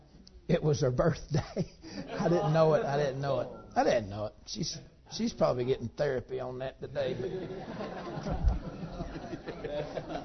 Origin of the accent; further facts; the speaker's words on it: Georgia, United States; I'm from Georgia